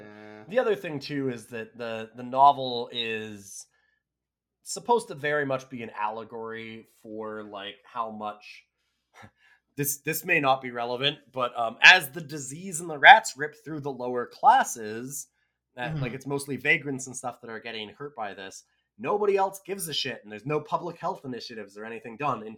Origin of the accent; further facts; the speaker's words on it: Canada; It would be very fun to watch as a Canadian.